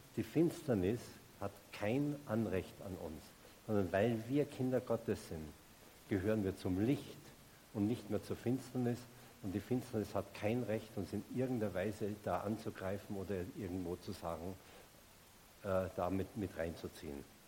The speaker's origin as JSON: {"language": "German", "region": "Salzburg", "country": "Austria", "tie": "born or raised there", "also_born_or_lived": "Munich", "moved": "as an adult", "said": "ich komme aus Salzburg und ich bin damals noch jedes Wochenende nach Hause gefahren zu meinen Eltern, in mein Elternhaus"}